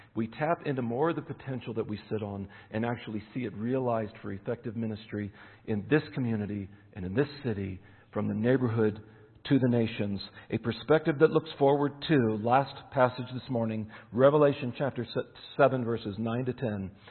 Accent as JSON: {"language": "English", "region": "Eastern Pennsylvania", "country": "United States", "tie": "born or raised there", "moved": "yes", "said": "I'm born in Eastern Pennsylvania, so I still follow Penn State"}